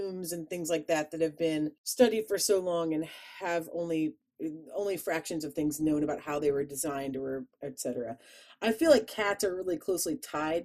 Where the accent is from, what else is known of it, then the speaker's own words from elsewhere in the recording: Chicago, Illinois, United States; accent: Chicago; my Chicago accent came out